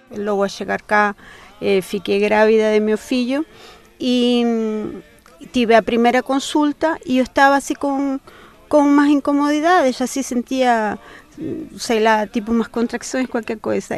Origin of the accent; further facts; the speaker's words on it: Santiago, Santiago Metropolitan Region, Chile; moved away as an adult; now in Portugal; soy de Santiago de Chile, estoy aquí a 26 años